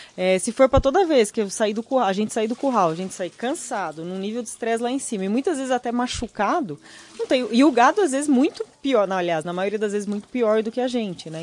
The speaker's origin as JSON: {"language": "Portuguese", "region": "Rio Grande do Sul", "country": "Brazil", "tie": "born or raised there", "said": "Eu nasci uhum. no Rio Grande do Sul, sou gaúcho com muito orgulho"}